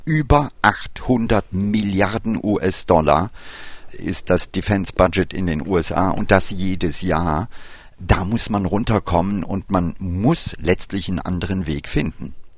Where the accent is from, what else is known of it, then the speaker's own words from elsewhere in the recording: India; moved away; mein Vater ist Inder. Ich habe meine Kindheit in Indien verlebt